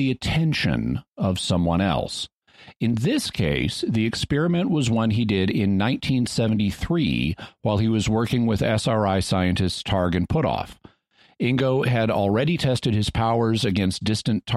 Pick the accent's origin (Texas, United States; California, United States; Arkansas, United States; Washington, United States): Arkansas, United States; Fayetteville; where I grew up in Fayetteville, Arkansas